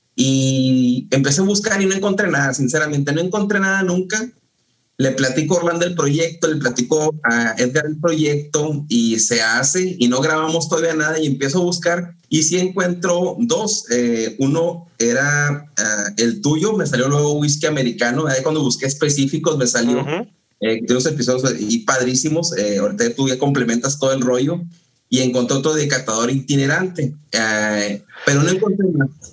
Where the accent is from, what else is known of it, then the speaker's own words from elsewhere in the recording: Ascensión, Chihuahua, Mexico; also born or lived in Ciudad Juárez; es donde nos criamos, porque yo también nací en Ciudad Juárez, me toda mi vida en, en, en, Ascensión